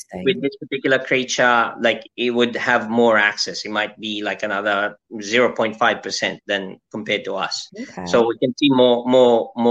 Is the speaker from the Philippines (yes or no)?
yes; Philippines; as a Filipino citizen